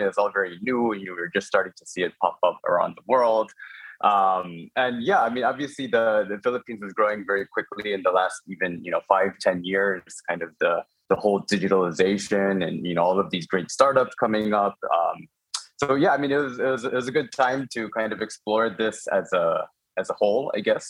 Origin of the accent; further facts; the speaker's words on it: Chicago, Illinois, United States; moved away as an adult; so I'm Korean American. I was born and raised uh, in Chicago.